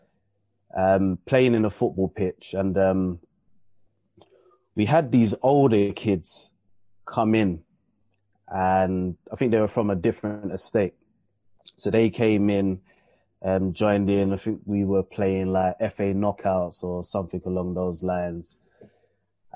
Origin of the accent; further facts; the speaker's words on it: London, United Kingdom; I grew up in Camberwell